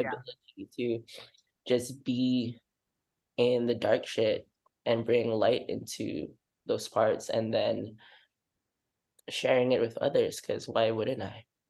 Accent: Singapore; moved away as an adult; I come from Singapore, from an Asian Muslim household

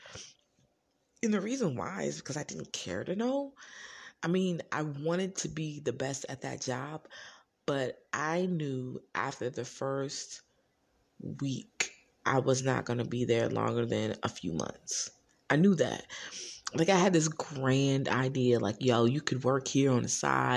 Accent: New Jersey, United States; some people just naturally call me … because I am from New Jersey.

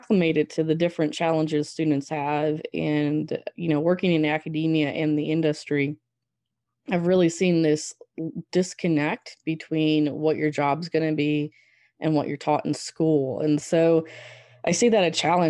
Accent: Southwest Michigan, United States; moved away as an adult; also born or lived in Wyoming; now in Arkansas, United States; born and raised in Southwest Michigan on a mixed crop and swine operation

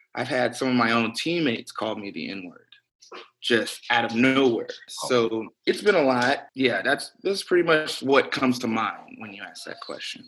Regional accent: Birmingham, Alabama, United States; moved away as an adult; now in Austin, United States; growing up in Birmingham, Alabama

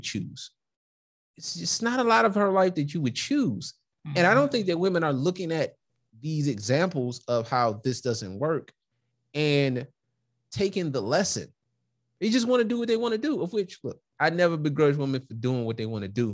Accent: Detroit, Michigan, United States; Like, maybe I move, but I'm from Detroit. I'm from the West Side

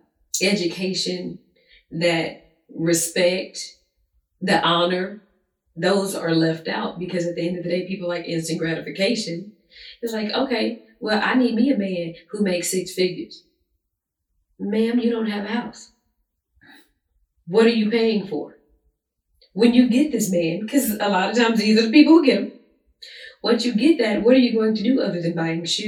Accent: Arkansas, United States; moved away; I'm from Arkansas.

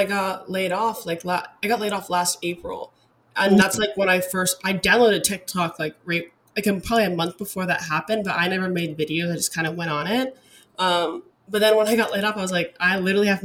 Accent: Alaska, United States; moved away as an adult; also born or lived in Arizona / Dallas, Texas; now in Denver, United States; I'm originally from Alaska. So that's where I grew up. I was there for 18, very long years

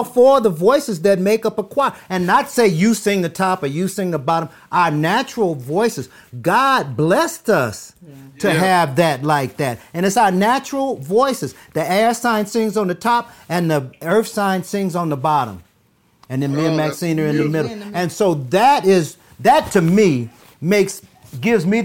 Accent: Los Angeles, California, United States; also born or lived in Japan; when we first came here, that's where we moved.

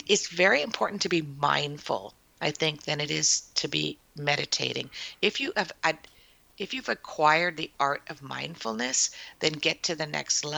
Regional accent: Windsor, Ontario, Canada; also born or lived in Toronto; now in Guelph, Canada; You know, I'm a city girl. I came from Windsor and then Toronto.

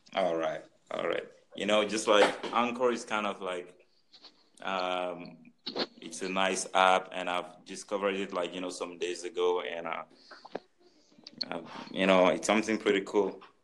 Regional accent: Cameroon; moved away; also born or lived in France; I'm from Cameroon

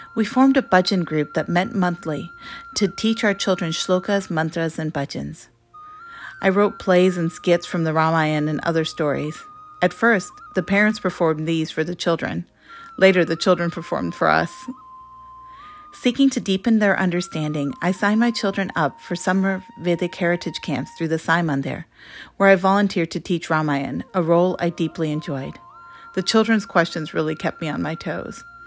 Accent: United States; I am an American born Hindu

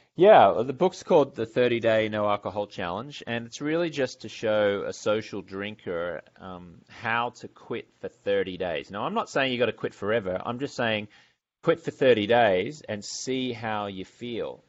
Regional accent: Brisbane, Queensland, Australia; moved away as an adult; also born or lived in London, England / Los Angeles, California; I'm from Brisbane, Australia

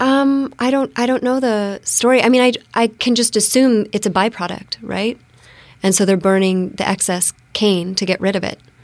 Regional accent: Bellevue, Washington, United States; moved away as an adult; also born or lived in Phoenix, Arizona / East Maui, Hawaii / Peru; now in Bainbridge Island, United States; I grew up in Bellevue, um, Bellevue Redmond border when it was, like, a lot of horse ranches

